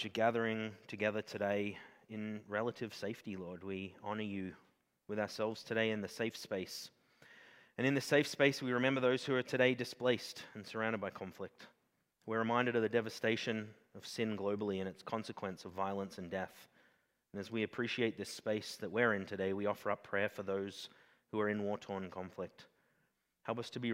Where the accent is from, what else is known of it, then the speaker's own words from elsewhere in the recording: Australia; I'm Australian